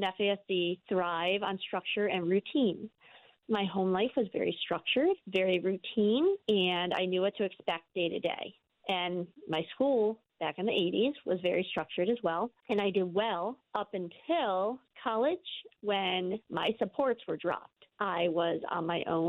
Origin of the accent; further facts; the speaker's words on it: Maryland, United States; also born or lived in New Jersey; now in Voorheesville, United States; I was born in New Jersey, adopted at 1 month old, moved to Maryland